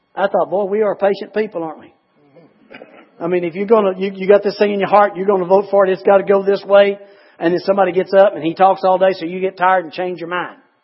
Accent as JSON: {"language": "English", "country": "United States", "said": "I'm an American"}